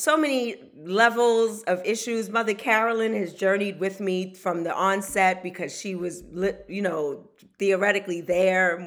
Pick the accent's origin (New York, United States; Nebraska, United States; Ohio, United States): New York, United States; New York City; I grew up in Wagner Projects